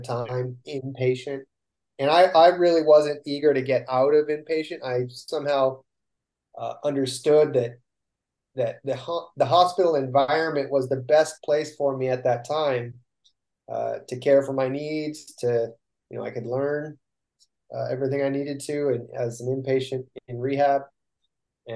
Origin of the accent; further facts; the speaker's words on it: Northern California, United States; we come from Northern Cal.